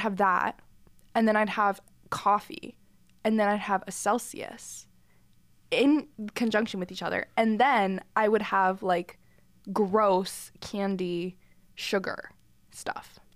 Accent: Greenville, South Carolina, United States; moved away as an adult; I'm from Greenville, South Carolina.

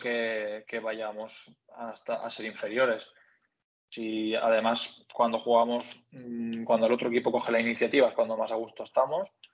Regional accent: Onda, Valencian Community, Spain; soy de Castellón, bueno, de Onda, del pueblo de Castellón

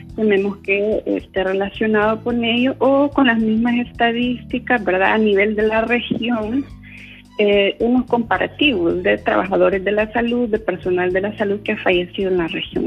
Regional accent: El Salvador; como población salvadoreña

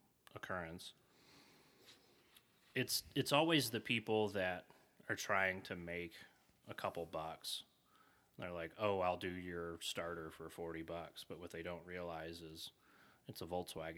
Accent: Shively, Kentucky, United States; I grew up in Shively

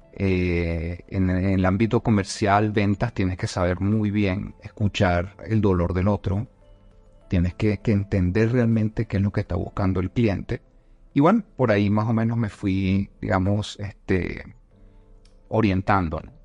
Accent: Caracas, Capital District, Venezuela; moved away as an adult; now in Bogotá, Colombia; nací en Caracas. Este, sin embargo, también soy colombiano. Ya tengo nueve años acá en Bogotá.

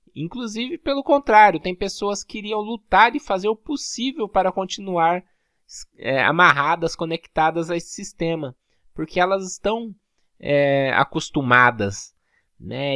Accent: Brazil; como nós brasileiros

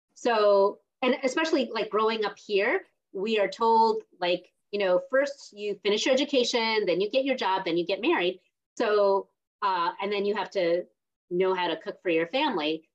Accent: South India, India; I'm from South India too

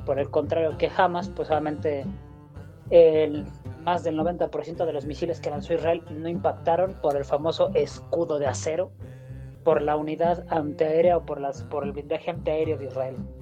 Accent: Mexico; Como judío mexicano

